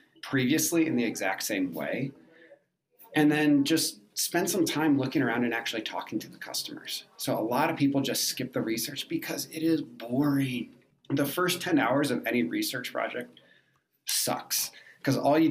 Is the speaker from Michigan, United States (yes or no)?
yes; Michigan, United States; now in Denver, United States; I live in Denver, and I'm from Michigan